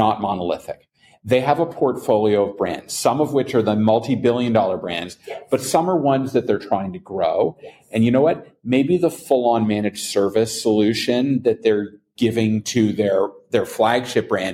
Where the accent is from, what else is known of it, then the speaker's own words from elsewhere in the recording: Canada; now in New Haven, United States; I'm a Canadian expat